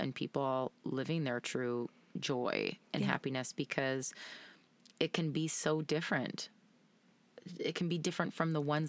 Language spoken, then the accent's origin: English; Canada; I'm Canadian.